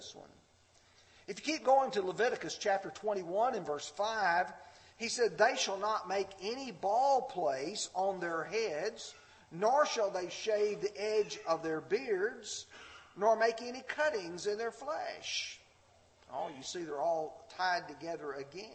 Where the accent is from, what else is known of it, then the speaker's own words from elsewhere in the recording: the South, United States; when I grew up in the South